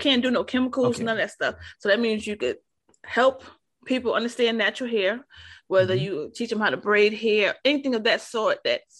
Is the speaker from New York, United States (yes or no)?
yes; New York City, New York, United States; growing up in New York, like, in the 80s and like, you know, early 90s and stuff, most everywhere I went, because I'm from originally from Harlem.